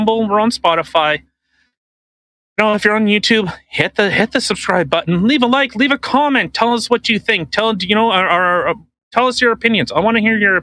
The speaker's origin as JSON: {"language": "English", "country": "Canada", "said": "We're Canadian"}